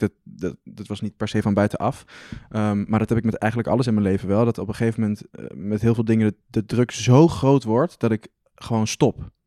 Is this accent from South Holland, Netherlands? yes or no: no; Arnhem, Gelderland, Netherlands; also born or lived in Amsterdam; Ik ben in Arnhem opgegroeid en heb ik twee jaar in Amsterdam gewoond.